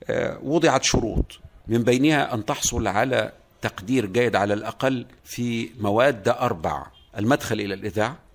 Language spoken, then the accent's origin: Arabic; coast, Egypt; نحن أبناء الساحل تستهوينا الإسكندرية وليس القاهرة على أني أكرهت على الذهاب إلى القاهرة